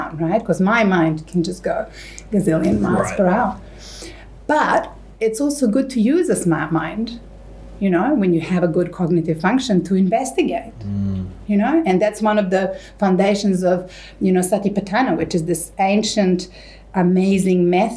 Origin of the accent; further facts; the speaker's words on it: Serbia; moved away; I grew up in Serbia in the 80s